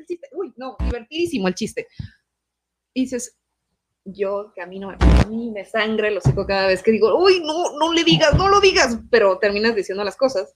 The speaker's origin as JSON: {"language": "Spanish", "country": "Mexico", "tie": "born or raised there", "said": "Yo tuve dos maestros en México, porque yo crecí en México"}